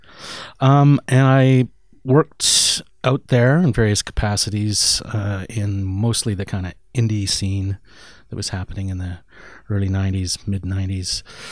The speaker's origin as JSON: {"language": "English", "town": "Edmonton", "region": "Alberta", "country": "Canada", "tie": "born or raised there", "said": "I'm originally from Edmonton."}